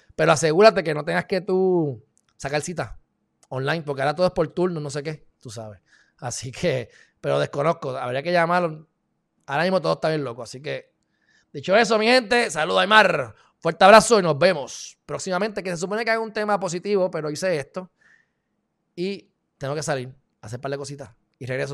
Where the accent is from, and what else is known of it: Puerto Rico